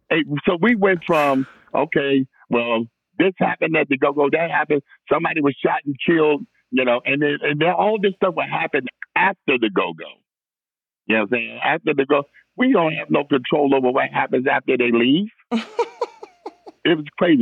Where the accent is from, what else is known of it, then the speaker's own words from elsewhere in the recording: Washington, District of Columbia, United States; I grew up in Northwest, you know, from like an infant on up to about 11. And from 11 on, we moved to Southeast